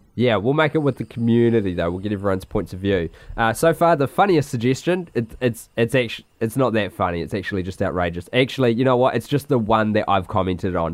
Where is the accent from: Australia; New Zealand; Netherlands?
New Zealand; Christchurch, Canterbury; born or raised there